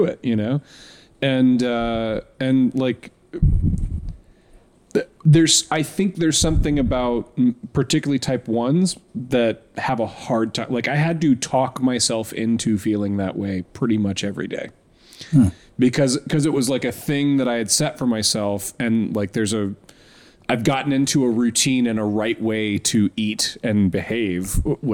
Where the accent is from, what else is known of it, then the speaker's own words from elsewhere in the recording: Tampa, Florida, United States; moved away; I grew up in Tampa